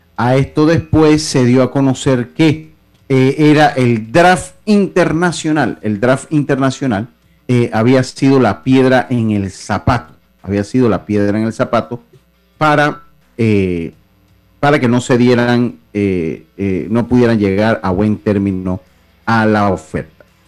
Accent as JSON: {"language": "Spanish", "region": "Los Santos", "country": "Panama", "said": "Yo sigo siendo santeño si yo soy allá. Yo soy cédula 7"}